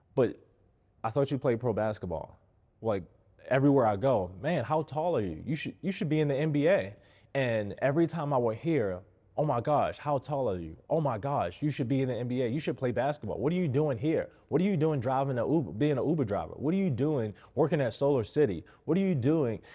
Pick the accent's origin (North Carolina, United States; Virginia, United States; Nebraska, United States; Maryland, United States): Maryland, United States; Baltimore; I grew up in Baltimore in a single family home.